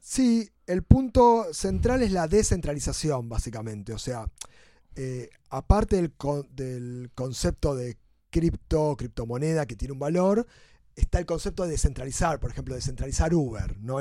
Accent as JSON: {"language": "Spanish", "country": "Argentina", "said": "como argentinos"}